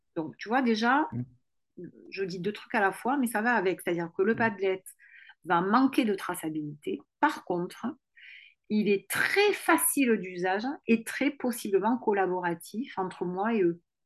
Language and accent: French; Toulouse, Occitania, France; accent: toulousain; j'ai l'accent toulousain